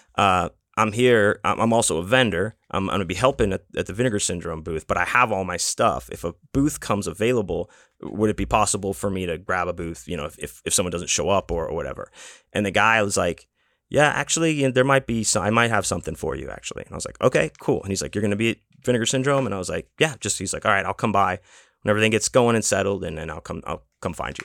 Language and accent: English; Houston, Texas, United States; I'm from Houston